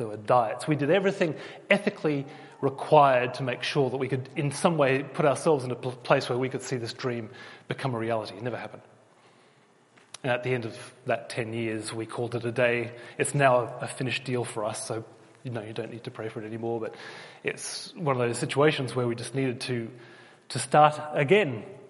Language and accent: English; Australia; I was born in Australia, but I do have a British passport. I am one of you. And as a child, because I had English parents, I actually always sounded like a Pommy.